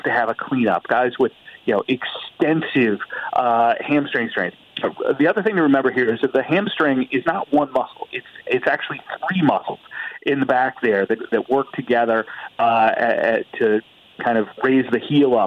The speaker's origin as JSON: {"language": "English", "town": "Indianapolis", "region": "Indiana", "country": "United States", "said": "I'm from Indianapolis"}